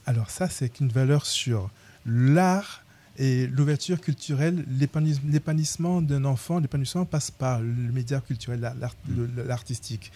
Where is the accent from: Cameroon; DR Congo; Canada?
Cameroon; also born or lived in Paris; now in Tours, France; au Cameroun, mon pays d'origine.